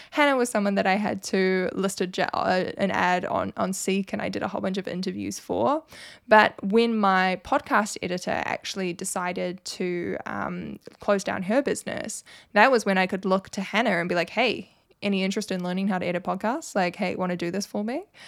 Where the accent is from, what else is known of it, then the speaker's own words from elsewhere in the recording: New Zealand; I'm obviously from New Zealand